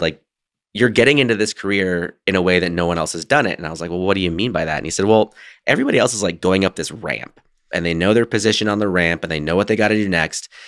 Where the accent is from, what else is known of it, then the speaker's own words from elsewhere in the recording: United States; I grew up very Americanized